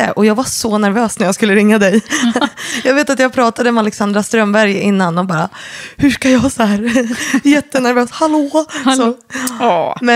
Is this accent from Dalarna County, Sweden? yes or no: no; Stockholm, Stockholm County, Sweden; Born and raised i Stockholm, eh, söder om stan, mm. i Enskede och mm. Kärrtorp faktiskt.